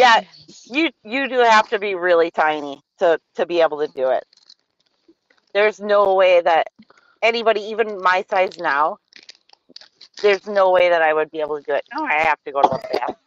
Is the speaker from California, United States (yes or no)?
no; Wisconsin, United States; accent: Wisconsin; I know that I'm from Wisconsin. I'm a Wisconsinite